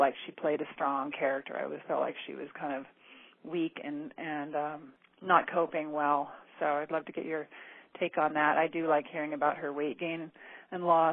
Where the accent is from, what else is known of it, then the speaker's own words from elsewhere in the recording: Idaho, United States; I'm from Idaho.